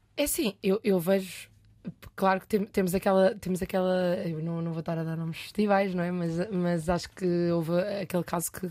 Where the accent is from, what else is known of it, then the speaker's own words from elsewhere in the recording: Leiria, Leiria District, Portugal; also born or lived in France; A única vaga no conservatório em Leiria, que eu sou de Leiria